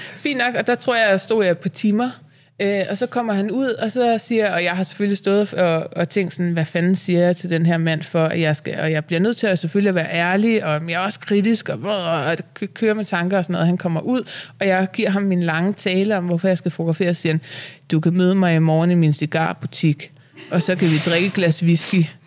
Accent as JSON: {"language": "Danish", "town": "Vium", "region": "Central Denmark Region", "country": "Denmark", "said": "Jeg er fra Vium"}